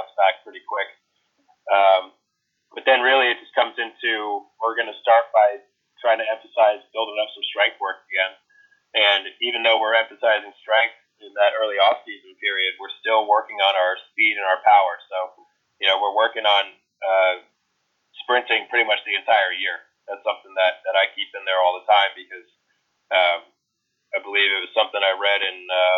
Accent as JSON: {"language": "English", "country": "United States", "accent": "American", "said": "my American accent"}